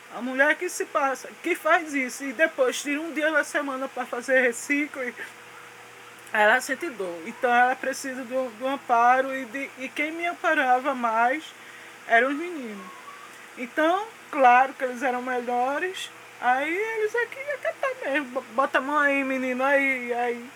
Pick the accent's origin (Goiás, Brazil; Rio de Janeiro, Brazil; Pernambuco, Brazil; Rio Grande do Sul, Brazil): Pernambuco, Brazil; Recife; eu nasci na zona, antigamente tinha a zona ali no Marco Zero, então de lá que eu vim, da zona